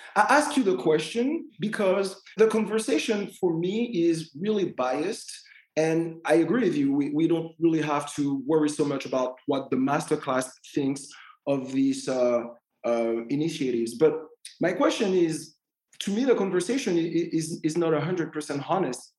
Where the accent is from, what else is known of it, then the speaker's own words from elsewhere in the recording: Martinique; moved away as an adult; I was born and I grew up in Martinique